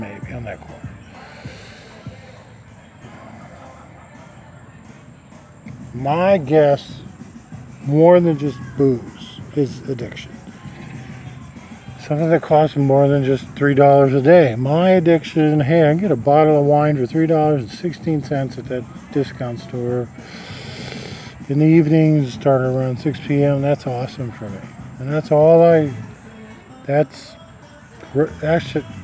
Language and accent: English; Nebraska, United States; moved away; I'm from Nebraska.